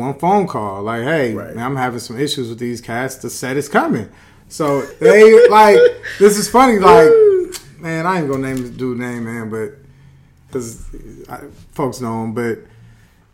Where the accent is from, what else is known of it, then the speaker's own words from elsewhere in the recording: Los Angeles, California, United States; I'm from L.A.